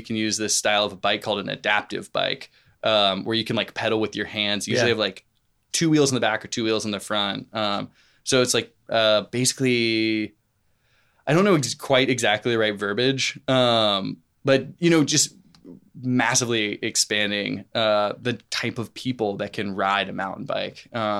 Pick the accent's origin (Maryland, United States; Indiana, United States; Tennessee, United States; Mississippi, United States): Tennessee, United States; Nashville; Yeah, Nashville proper. Okay. I went to Hillsborough High School, which is like kind of in the Green Hills